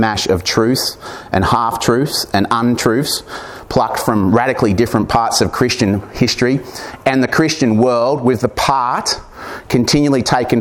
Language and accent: English; Corryong, Victoria, Australia; my hometown of Corryong